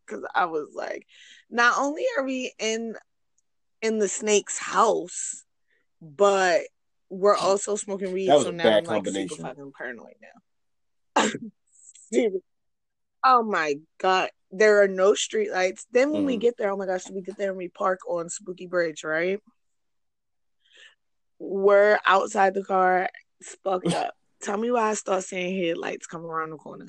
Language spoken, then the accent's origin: English; Sparks, Nevada, United States; we used to live in Sparks when we were young because we're from Sparks.